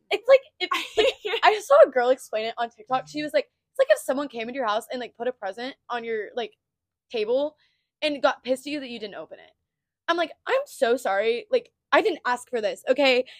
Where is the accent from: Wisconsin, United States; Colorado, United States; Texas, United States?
Texas, United States; Texas Panhandle, United States; moved away as an adult; now in Stillwater, United States; we're both from the panhandle of Texas. Um, and we both moved to Oklahoma State. So we live in Stillwater now.